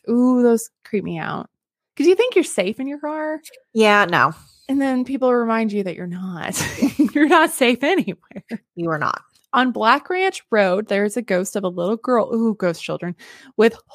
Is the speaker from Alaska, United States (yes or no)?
yes; Alaska, United States; I'm from Alaska. And while I get asked a lot if we live in igloos, we do not.